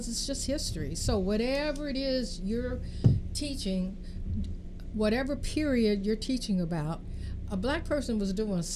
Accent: Richmond, California, United States; I grew up here. I grew up in Richmond

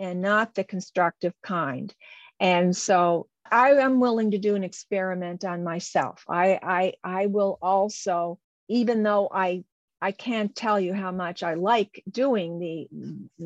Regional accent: Canada; I'm a Canadian

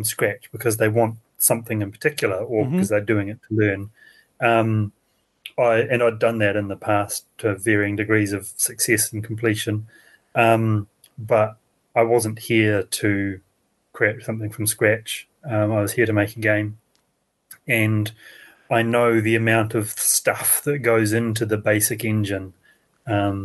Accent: New Zealand; I am from New Zealand

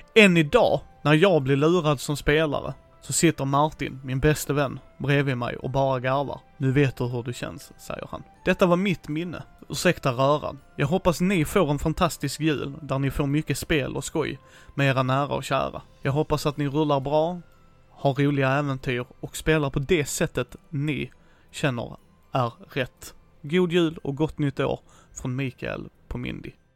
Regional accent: Helsingborg, Skåne, Sweden; min hemstad här i Helsingborg

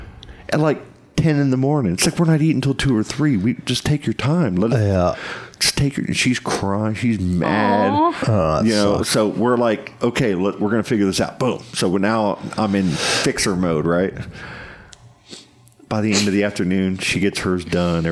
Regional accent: Titusville, Florida, United States; Hospital. I was born there

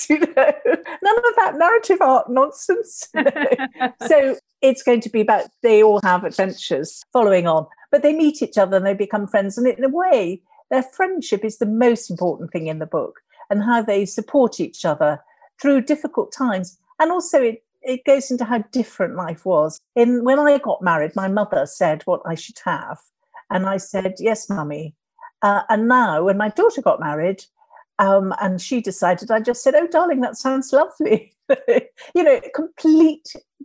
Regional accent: London, United Kingdom; also born or lived in Wimbledon; I was born in London and I had a London life. Although we moved to Wimbledon when I was quite young.

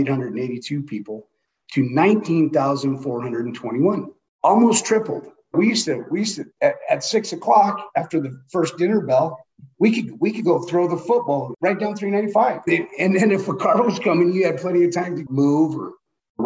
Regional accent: Gardnerville, Nevada, United States; I'm from Gardnerville, Nevada, born in Carson City Hospital

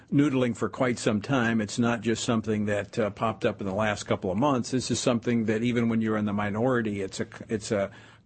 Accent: Louisiana, United States; my home state of Louisiana.

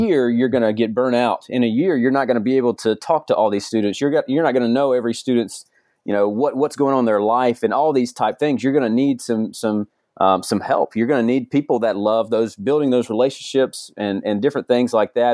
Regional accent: Georgia, United States; moved away; I'm from Georgia originally

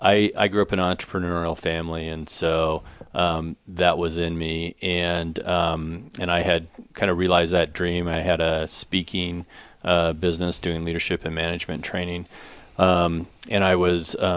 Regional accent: Greeley, Colorado, United States; I grew up in Greeley, which is about 30 miles to the east.

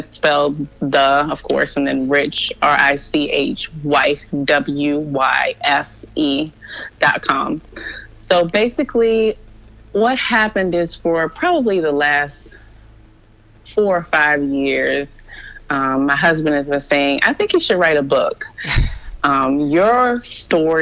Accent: Maryland, United States; moved away as an adult; now in Florida, United States; I had been born and raised in Maryland my whole life. I lived in the same little radius of probably 15 to 20 miles for 30 plus years.

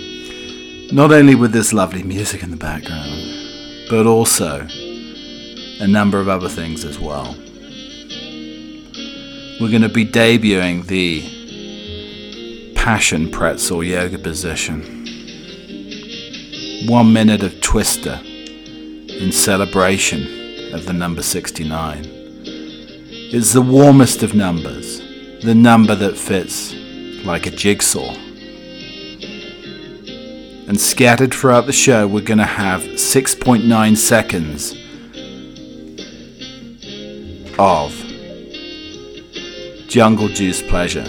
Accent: United Kingdom; I'm the British butler

